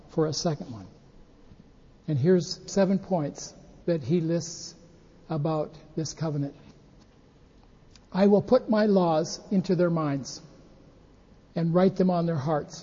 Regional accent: United States; now in Japan; we're from the United States.

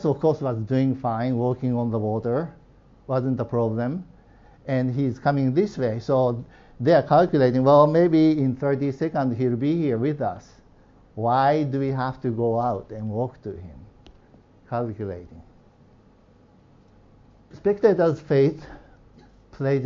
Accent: Nagano, Japan; moved away; I grew up in Nagano

